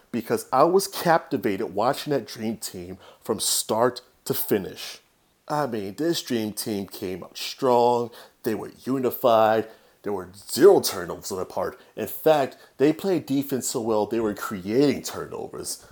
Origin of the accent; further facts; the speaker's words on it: Chicago, Illinois, United States; my hometown Chicago